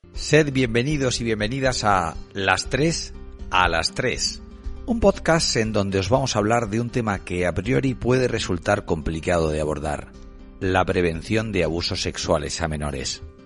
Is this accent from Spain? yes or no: yes; Cartagena, Region of Murcia, Spain; nací en Cartagena hace 49 años y soy profesor de periodismo en la Universidad de Murcia.